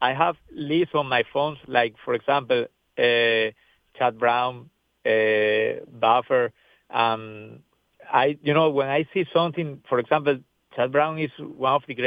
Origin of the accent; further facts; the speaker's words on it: Venezuela; English is a second language; moved away as an adult; now in United States; I'm very grateful to come from Venezuela. I spent my first years over there